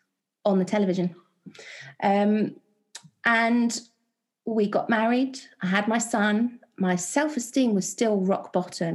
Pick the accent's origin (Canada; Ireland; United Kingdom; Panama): United Kingdom; London; I was born and raised in West London with a family of non-believers